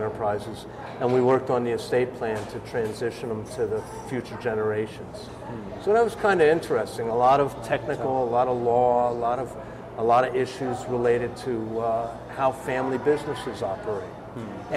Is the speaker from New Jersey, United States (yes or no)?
yes; New Jersey, United States; moved away as an adult; also born or lived in Utah / Sacramento, California; now in Central Oregon, United States; I'm from back east, New Jersey